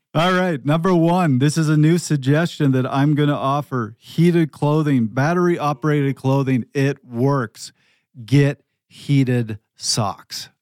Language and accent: English; Canada; moved away; also born or lived in Pacific Northwest; I'm from Canada. I've lived in the Pacific Northwest where it's forty degrees and raining every single day.